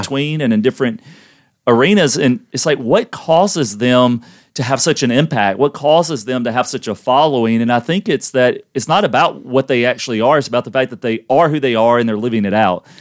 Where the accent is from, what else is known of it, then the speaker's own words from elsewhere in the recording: Louisiana, United States; we're from Louisiana